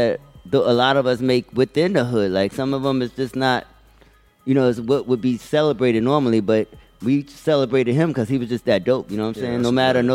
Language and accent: English; New York City, New York, United States; So, and I'm from the Bronx. Right. So we all from the Bronx